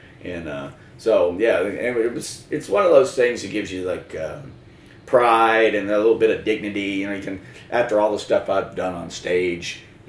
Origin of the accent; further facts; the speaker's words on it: the South, United States; We're from the South, so it has to be about guns, right?